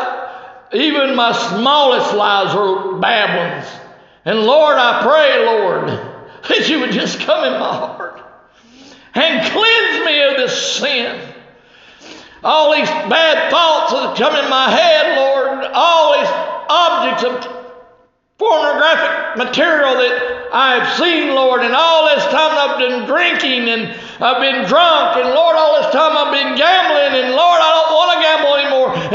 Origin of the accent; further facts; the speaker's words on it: United States; We as American citizens